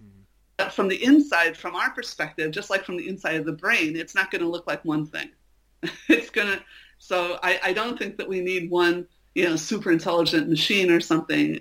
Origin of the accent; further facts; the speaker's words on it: Chicago, Illinois, United States; I'm from Chicago